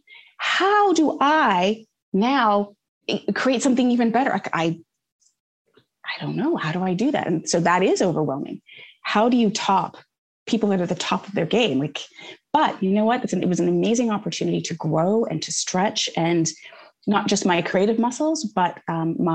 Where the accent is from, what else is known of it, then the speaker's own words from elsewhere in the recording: Canada; moved away as an adult; now in United States; growing up in Canada